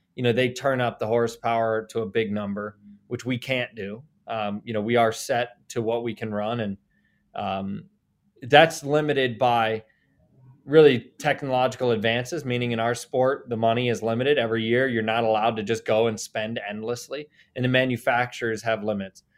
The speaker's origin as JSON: {"language": "English", "town": "Columbus", "region": "Ohio", "country": "United States", "also_born_or_lived": "Indiana", "moved": "yes", "lives_now": "Indianapolis, United States", "said": "I'm from Columbus"}